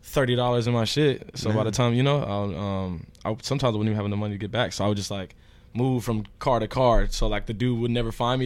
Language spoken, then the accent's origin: English; Houston, Texas, United States; moved away; also born or lived in New Jersey; we're all from Houston